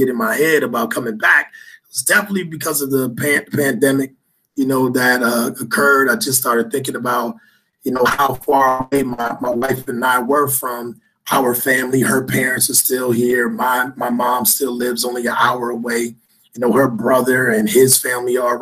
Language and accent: English; Grand Rapids, Michigan, United States; moved away as an adult; also born or lived in Maryland / Washington, D.C.; So born and raised from Grand Rapids. So, you know, I'm from the west side of the state